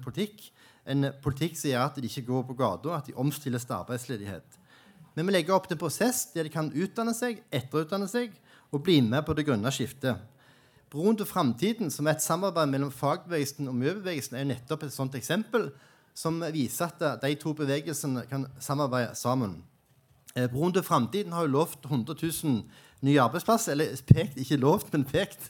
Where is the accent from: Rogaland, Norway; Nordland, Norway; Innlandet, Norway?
Rogaland, Norway; Jæren; now in Oslo, Norway; jeg kommer fra Jæren